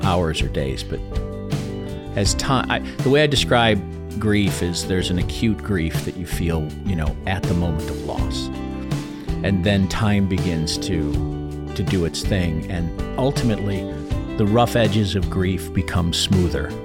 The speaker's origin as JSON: {"language": "English", "town": "Chicago", "region": "Illinois", "country": "United States", "said": "I come from Chicago"}